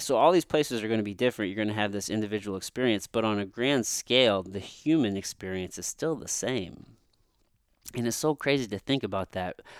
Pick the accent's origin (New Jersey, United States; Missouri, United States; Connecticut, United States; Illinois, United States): Missouri, United States; I'm from a fucking dirt road in the backwoods of Missouri, from a small town, this, which actually, I grew up mostly on my grandmother's farm.